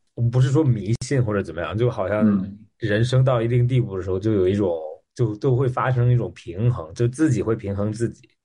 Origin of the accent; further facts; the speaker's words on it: Australia; moved away; 我三年没有回澳大利亚了。然后嗯。我是在那边长大的